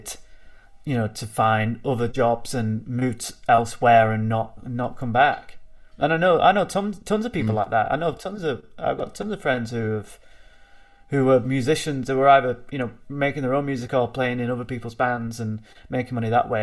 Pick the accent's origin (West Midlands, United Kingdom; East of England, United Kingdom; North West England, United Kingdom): North West England, United Kingdom; Bolton; I am a musician from Bolton